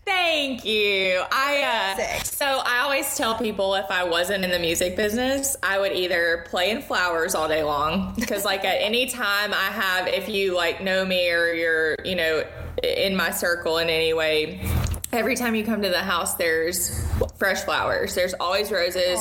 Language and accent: English; Murfreesboro, Tennessee, United States; also born or lived in Ashland City, Tennessee; I did middle school, high school, and college all in Murfreesboro